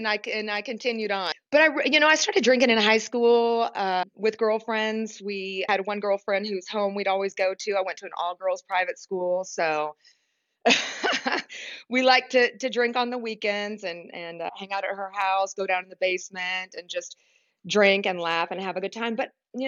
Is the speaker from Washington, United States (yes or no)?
no; Kentucky, United States; I grew up in Kentucky